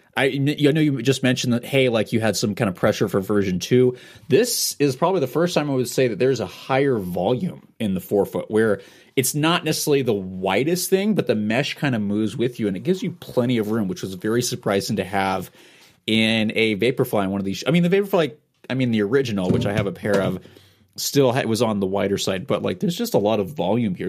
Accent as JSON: {"language": "English", "town": "Portland", "region": "Oregon", "country": "United States", "tie": "born or raised there", "said": "I grew up in Portland about four or five miles away"}